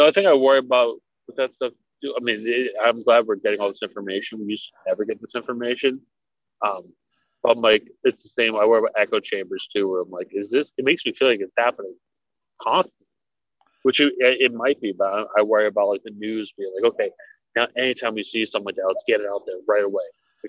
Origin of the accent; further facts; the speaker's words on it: Minneapolis, Minnesota, United States; I grew up in Minneapolis. He was my little league coach.